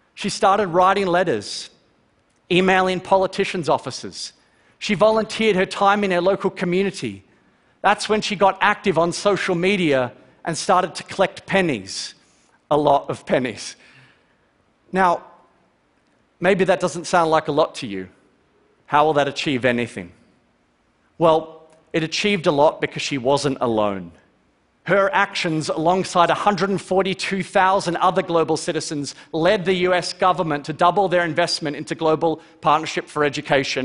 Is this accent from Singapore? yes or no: no; Melbourne, Victoria, Australia; Growing up in Melbourne, Australia